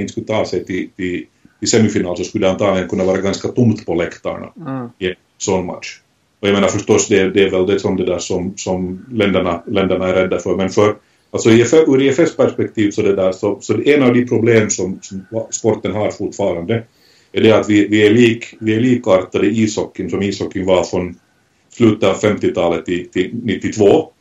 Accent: Finland; mitt hemland, Finland

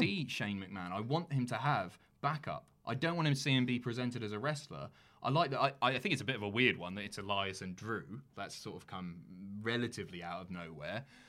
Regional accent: United Kingdom; also born or lived in London; now in North of England, United Kingdom; I'm from an island right at the bottom of the UK

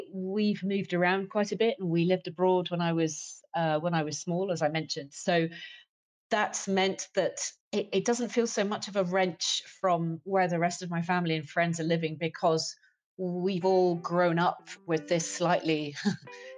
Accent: United Kingdom; also born or lived in Munich, Germany / London / Frankfurt, Germany; as a British person

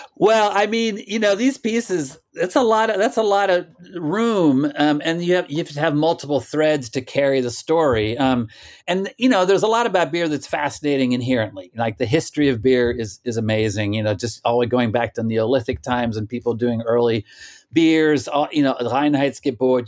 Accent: Stillwater, Oklahoma, United States; now in Brooklyn, New York, United States; I also grew up in Oklahoma, was born there and grew up there

